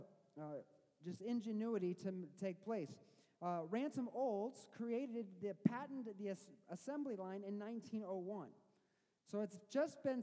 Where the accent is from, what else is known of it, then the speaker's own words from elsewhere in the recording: Missouri, United States; now in Michigan, United States; I didn't grow up in Michigan. I grew up in Missouri